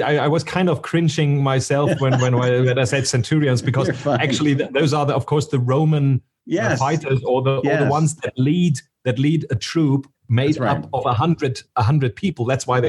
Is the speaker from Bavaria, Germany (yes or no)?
yes; Munich, Bavaria, Germany